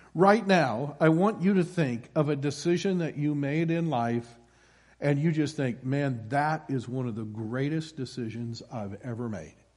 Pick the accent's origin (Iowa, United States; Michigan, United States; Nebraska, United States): Iowa, United States; moved away; born and raised in Iowa